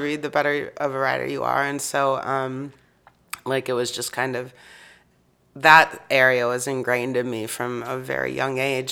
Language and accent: English; Kansas City, United States; moved away as an adult; now in Chicago, United States; I grew up in Kansas City